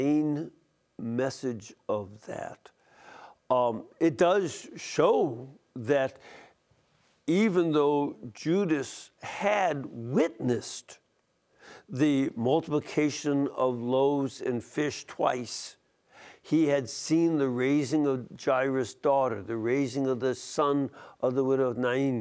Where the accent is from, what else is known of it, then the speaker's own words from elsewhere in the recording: Chicago, Illinois, United States; my hometown of Chicago, Illinois